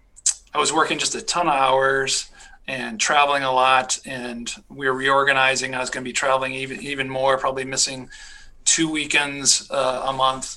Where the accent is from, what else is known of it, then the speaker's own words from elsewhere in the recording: Michigan, United States; also born or lived in Pennsylvania / North Carolina / California / Georgia; now in Minnesota, United States; I grew up in Michigan